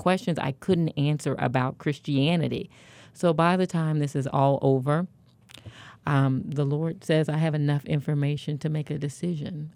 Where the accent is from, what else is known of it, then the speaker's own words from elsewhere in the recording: Kansas City, Kansas, United States; I'm from Kansas City, Kansas, born and raised.